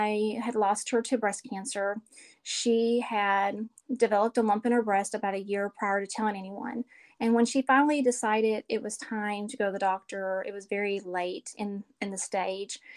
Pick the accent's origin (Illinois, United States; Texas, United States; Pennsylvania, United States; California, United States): Illinois, United States; Chicago; moved away as an adult; now in Hartselle, United States; I live in Hartselle, Alabama. I'm originally from Chicago, but moved to Alabama about 20 years ago